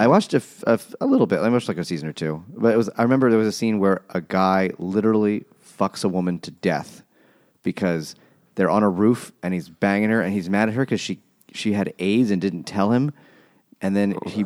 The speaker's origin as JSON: {"language": "English", "country": "United States", "said": "I'm American"}